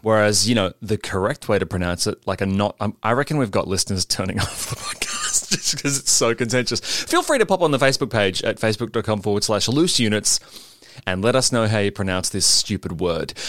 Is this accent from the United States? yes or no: no; Sydney, New South Wales, Australia; now in Melbourne, Australia; I was raised in Sydney by good parents